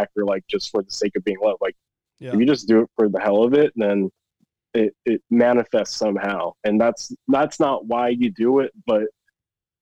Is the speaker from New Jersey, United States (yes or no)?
no; Chino Hills, California, United States; moved away as an adult; also born or lived in Arizona; I grew up in Chino Hills